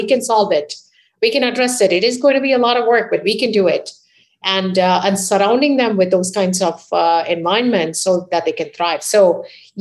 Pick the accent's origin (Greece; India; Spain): India; moved away as an adult; now in United States; I was raised in India